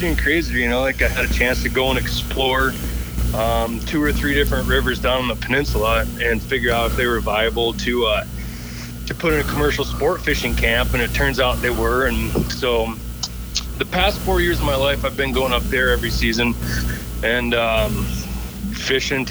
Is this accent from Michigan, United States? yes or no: yes; Traverse City, Michigan, United States; I was born in Michigan, Traverse City, which is the northern lower peninsula. I was on the water